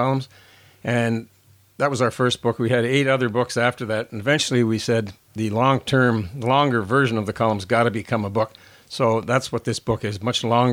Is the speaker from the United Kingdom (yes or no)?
no; Toronto, Ontario, Canada; I grew up in Scarborough, went to Wexford Collegiate Institute